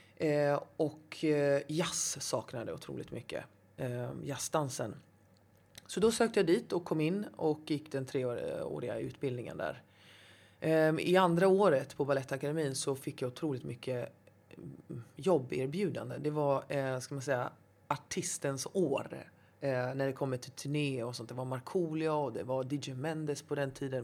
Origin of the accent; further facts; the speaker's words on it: Gothenburg, Västra Götaland, Sweden; now in Stockholm, Sweden; Jag är eh, uppvuxen i Angered, mm. Hammarkullen, Hjällbo.